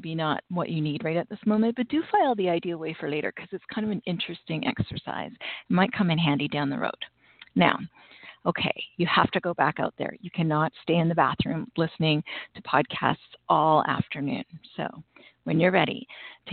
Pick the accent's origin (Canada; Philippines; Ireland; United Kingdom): Canada; I'm Canadian and Thanksgiving is long past for us.